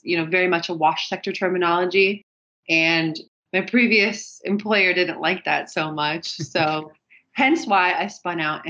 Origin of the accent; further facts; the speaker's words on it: California, United States; moved away as an adult; now in Germany; I'm originally from California, but I've been living abroad in Germany for the last 12 years.